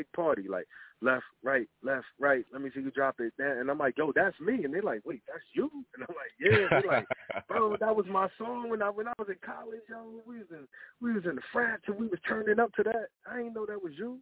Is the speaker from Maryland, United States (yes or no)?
no; New Jersey, United States; I'm from Jersey